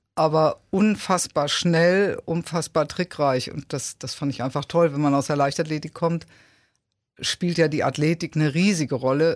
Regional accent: Dortmund, North Rhine-Westphalia, Germany; moved away as an adult; also born or lived in Unna / Munich / Mannheim; now in Kiel, Germany; ich bin geboren in Unna und habe aber dann, äh, dreiunddreißig Jahre in Dortmund gelebt.

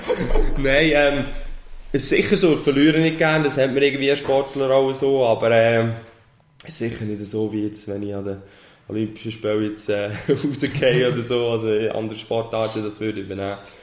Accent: Switzerland; als Schweizer

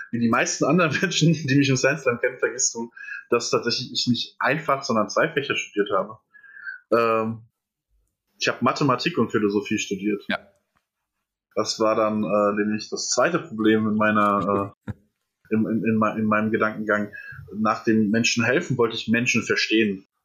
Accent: Etzen-Gesäß, Hesse, Germany; also born or lived in Erbach; Ich bin äh, geboren in Erbach im Odenwald. Und dann habe ich im wunderschönen Etzen gesäß meine Kindheit verbracht.

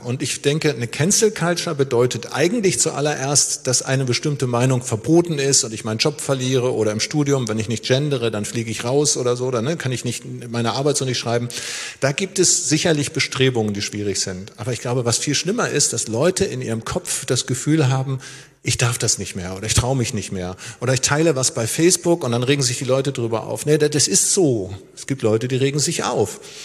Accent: Schleswig-Holstein, Germany; moved away; also born or lived in Lower Saxony / Gera, Thuringia; ich bin ja in Schleswig-Holstein aufgewachsen

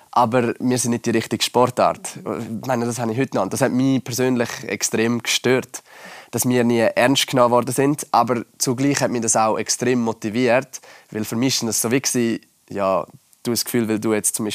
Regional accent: Laax, Graubünden, Switzerland; bei uns in Lachs hat es halt schon mega früh so einen Snowpark gehabt und ich bin ja eigentlich auch in Ski Alpin gefahren.

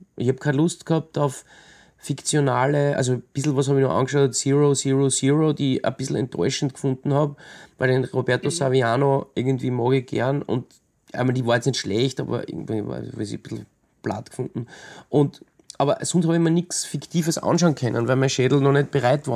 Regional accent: Austria; ich bin selber in die Berge aufgewachsen

